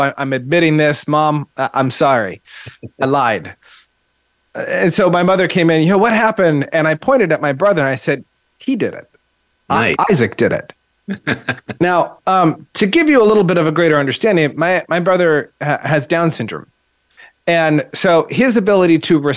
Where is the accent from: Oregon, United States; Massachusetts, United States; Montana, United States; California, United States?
Oregon, United States; Eugene; I grew up in Eugene